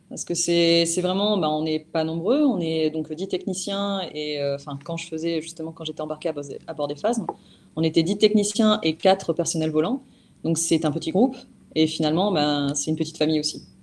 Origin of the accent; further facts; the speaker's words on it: Provence-Alpes-Côte d'Azur, France; alors, je suis originaire des Hautes-Alpes, mais j'ai vécu euh, un petit peu partout euh, du fait que mon père était militaire.